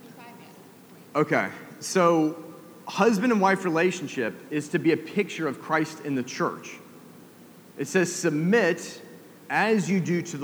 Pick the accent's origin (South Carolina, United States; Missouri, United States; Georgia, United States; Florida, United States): Georgia, United States; Atlanta; I'm a kid from Atlanta